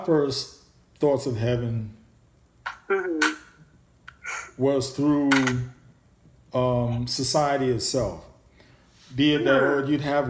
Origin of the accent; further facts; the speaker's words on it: New York, United States; growing up in New York